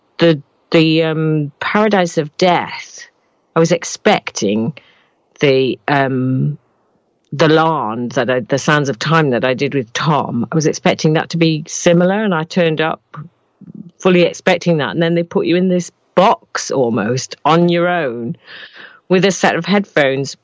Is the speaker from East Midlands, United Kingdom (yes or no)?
no; Manchester, North West England, United Kingdom; we're both from Manchester